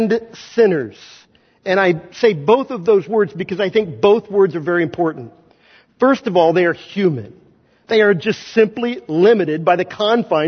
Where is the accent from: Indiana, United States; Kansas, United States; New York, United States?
Kansas, United States; moved away; I'm not from Missouri. I'm from Kansas